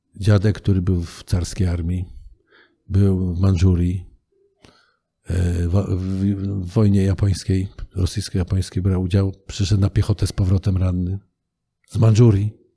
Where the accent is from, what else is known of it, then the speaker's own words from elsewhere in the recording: Kielce, Świętokrzyskie Voivodeship, Poland; also born or lived in Wałbrzych; się wychowaliśmy w Kielcach, przypuśćmy, prawda? Urodziłem się w Wałbrzychu.